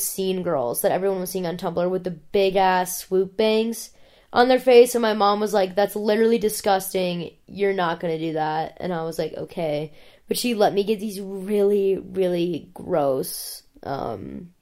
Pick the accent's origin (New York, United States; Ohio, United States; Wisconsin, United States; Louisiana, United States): Ohio, United States; an hour outside of Cleveland; I grew up in Ohio. I didn't grow up in Columbus or Cleveland. I grew up an hour outside of Cleveland